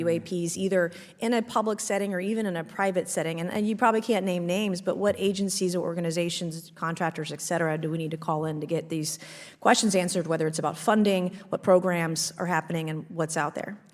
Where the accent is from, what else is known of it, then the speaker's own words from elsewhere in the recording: South Carolina, United States; my home state of South Carolina